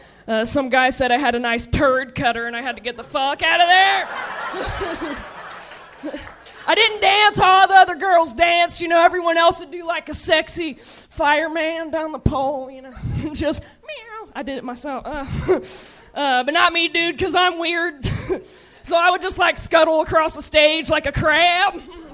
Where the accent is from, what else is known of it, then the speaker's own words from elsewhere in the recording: Dayton, Ohio, United States; So I came here from Dayton, Ohio.